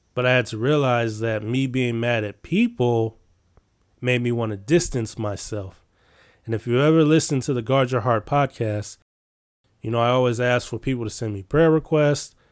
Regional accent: Chicago, Illinois, United States; I'm from Chicago

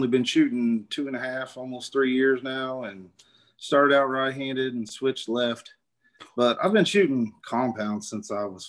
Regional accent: North Central Missouri, United States; accent: southern; now in Knob Noster, United States; I grew up in North Central Missouri and moved here in about 2000.

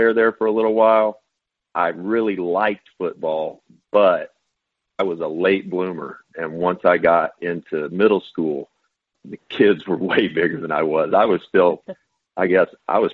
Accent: Owensboro, Kentucky, United States; also born or lived in Bowling Green, Kentucky; I'm born and raised in Kentucky. I was born in Bowling Green, late 60s. and raised in Owensboro, Kentucky, western part of the state

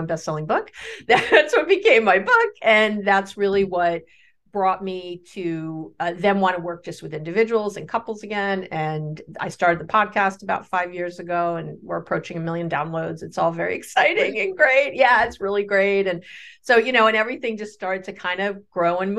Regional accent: New York City, New York, United States; I grew up in New York City

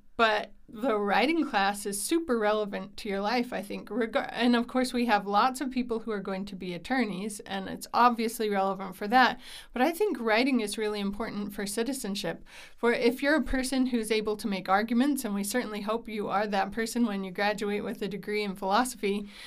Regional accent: Utah, United States; I grew up here in Utah. I've lived here most of my life

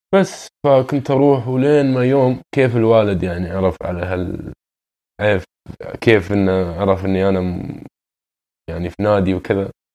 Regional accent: Doha, Qatar; moved away as an adult; also born or lived in Sudan (ancestry); now in Toronto, Canada; سوداني الاصل من مواليد آه، نعم. مدينة الدوحة

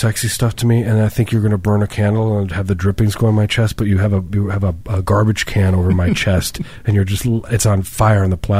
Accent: Midwest, United States; moved away; I grew up in the Midwest

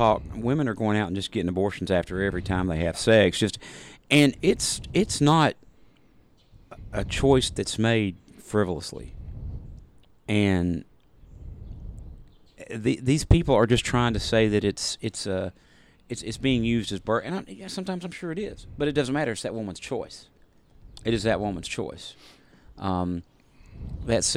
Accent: the South, United States; we're from the South

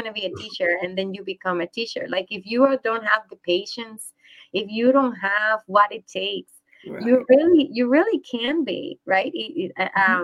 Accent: Puerto Rico; now in United States; I grew up in Puerto Rico

